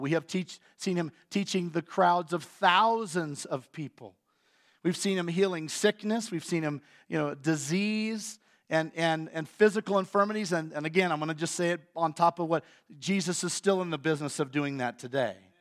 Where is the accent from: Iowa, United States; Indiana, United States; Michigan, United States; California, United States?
Iowa, United States; moved away; I'm from Iowa